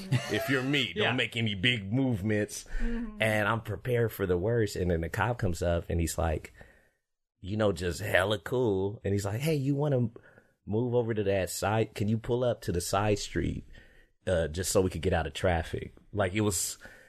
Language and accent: English; Fresno, California, United States; moved away; growing up in Fresno